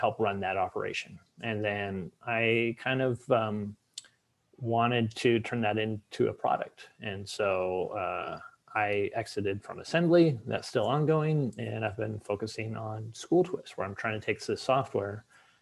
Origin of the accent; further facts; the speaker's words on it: Seattle, Washington, United States; moved away as an adult; now in Boston, United States; I'm from Seattle originally. You and I are both in Boston now